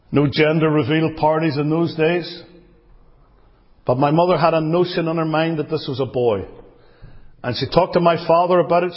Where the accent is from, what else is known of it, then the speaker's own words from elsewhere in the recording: Belfast, Northern Ireland, United Kingdom; growing up in Belfast